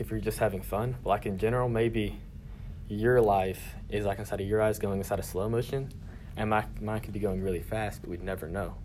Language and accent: English; Dothan, Alabama, United States; also born or lived in Florida; I was born in Dothan, always kind of lived here. Lived in Florida for a little while